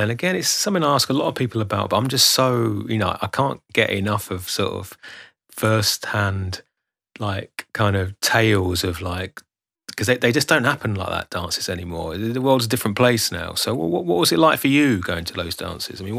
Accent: London, United Kingdom; I, I grew up in Shepherd's Bush

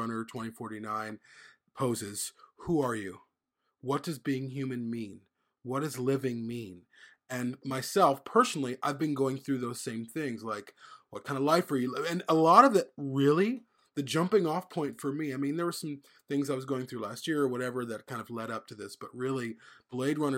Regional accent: United States; as an American nation

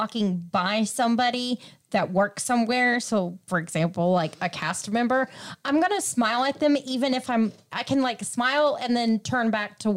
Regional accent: Ohio, United States; I grew up in Ohio, so it was all roller coasters and amusement parks

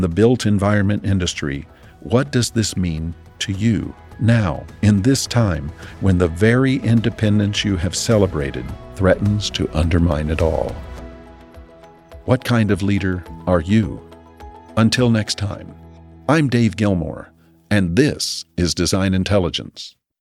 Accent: United States

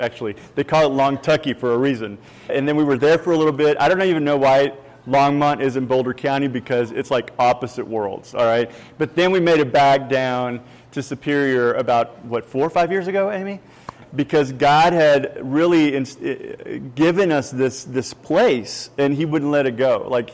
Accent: Puerto Rico; English is a second language; also born or lived in Kentucky; now in Texas, United States; And now I'm originally from Puerto Rico. I ended up in Kentucky. That's where I met my Southern Belle over there. She taught me English. I got a little bit of a hick accent.

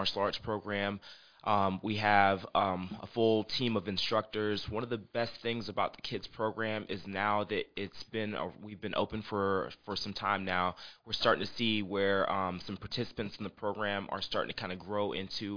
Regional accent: Columbia, South Carolina, United States; also born or lived in New Mexico; I was born in New Mexico. My father was in the Air Force, but I grew up here in the Columbia area. My parents moved back here when I was about 3 years old, and I was here throughout childhood.

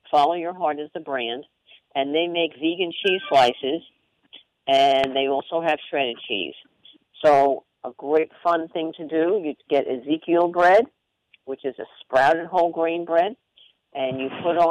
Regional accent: Long Island, New York, United States; I'm Italian, and I grew up on Long Island

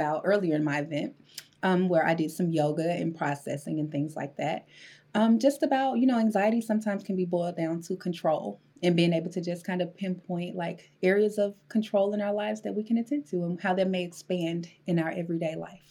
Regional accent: Maywood, Illinois, United States; I grew up in Illinois, right outside, 10 minutes outside of the city.

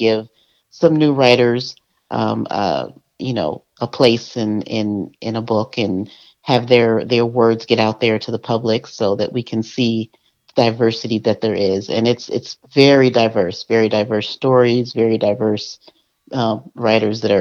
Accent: Montclair, New Jersey, United States; moved away; also born or lived in Chicago; In Montclair, New Jersey. By way of Chicago.

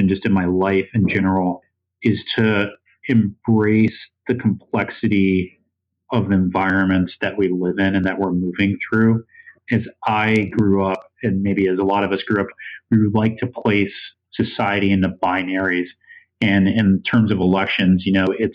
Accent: East Coast, United States; now in Iowa City, United States; I grew up on the East Coast and then, you know, spent time in the West Coast.

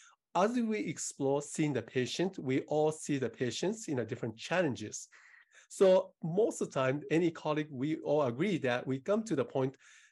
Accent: Japan; now in Seattle, United States; So I moved from Japan 34 years ago now, yes, to US in Seattle, Washington, where I reside.

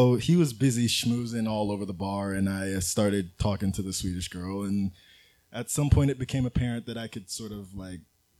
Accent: New York City, New York, United States; From Queens, from here.

